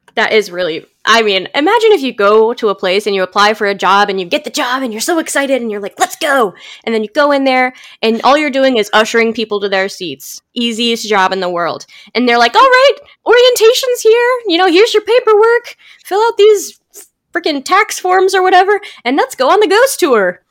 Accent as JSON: {"language": "English", "town": "St. Louis", "region": "Missouri", "country": "United States", "tie": "born or raised there"}